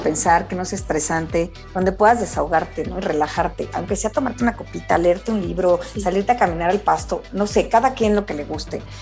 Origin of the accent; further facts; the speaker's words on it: Mexico; a mí como mamá mexicana